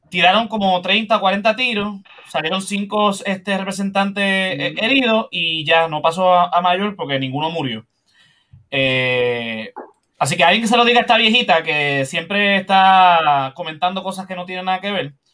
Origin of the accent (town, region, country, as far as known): Puerto Rico